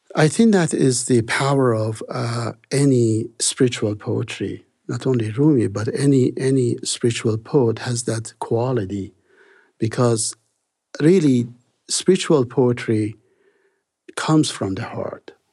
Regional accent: Iran; moved away as an adult; also born or lived in Salt Lake City, United States; I was born in Iran, and, uh, Persian is the main language in that country

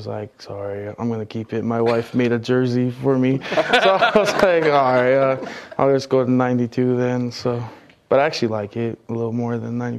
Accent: Hawaii, United States; accent: pidgin; Fell in love with the place and then kind of got better with my English. Lost my pidgin accent.

